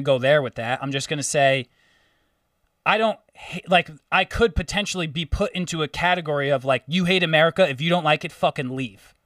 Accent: New York, United States; I'm from New York

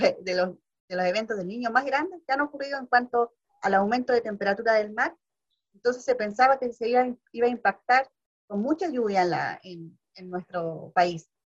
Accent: Valparaíso, Chile; yo soy de Valparaíso

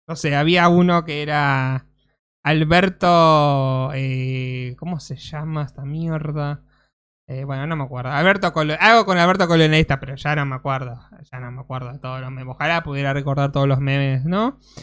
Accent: Argentina; somos argentinos

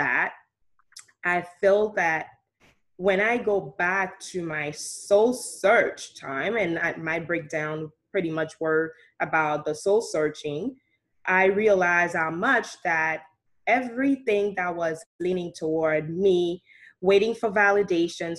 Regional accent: Haiti; moved away; also born or lived in Saint Martin; I grew up in Haiti. I was born in St. Martin, and I grew up in Haiti by my grandparents

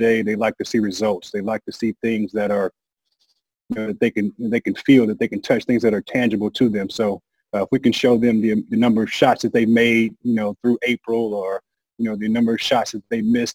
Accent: St. Louis, Missouri, United States; I'm from St. Louis

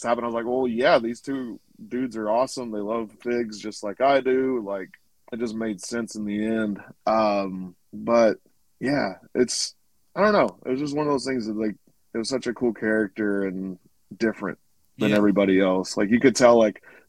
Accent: Arkansas, United States; moved away; I'm originally from Arkansas

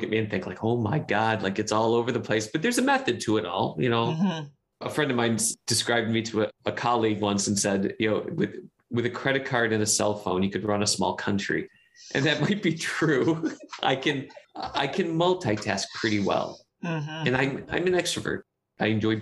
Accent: Cleveland, Ohio, United States; moved away as an adult; now in Chicago, United States; I'm a kid from Cleveland

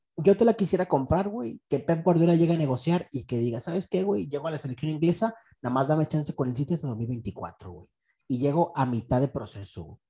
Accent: Mexico; yo soy mexicano

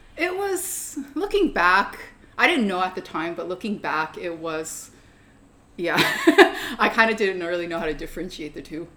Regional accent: Federal Way, Washington, United States; I technically grew up like half an hour out of Seattle in a small town called Federal Way

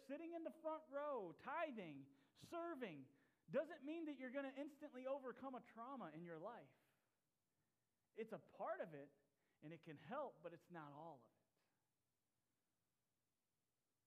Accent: Tennessee, United States; I grew up in Tennessee and for my high school years

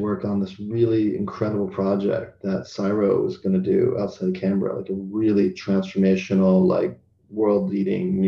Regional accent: United States; moved away as an adult; also born or lived in Seattle / Australia; now in Qatar

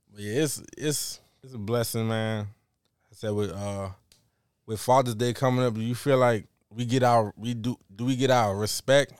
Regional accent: New York, United States; growing up in New York, we not that diverse

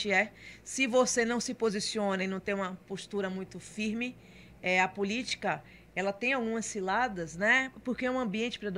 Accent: Salvador, Bahia, Brazil; born there; Então nasci em Salvador, tenho toda a relação com Camaçari, mas eu morava em Salvador, certo?

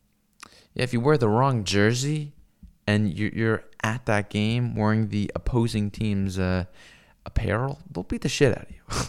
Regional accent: Seattle, Washington, United States; I come from Seattle, where we have, like, the worst baseball team ever.

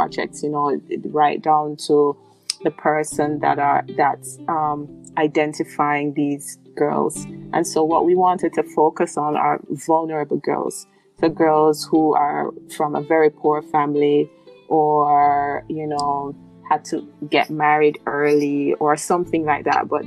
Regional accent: Jamaica; I'm from Jamaica.

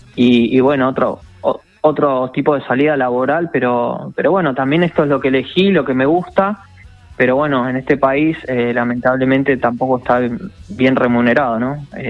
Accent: San Carlos de Bariloche, Río Negro, Argentina; also born or lived in Buenos Aires; yo soy de Bariloche, viví acá en Buenos Aires

